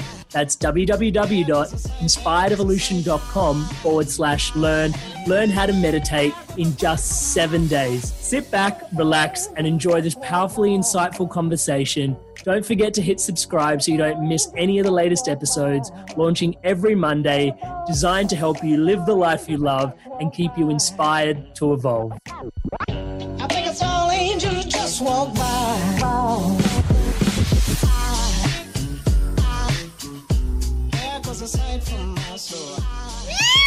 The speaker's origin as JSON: {"language": "English", "country": "India", "said": "growing up as an Indian person"}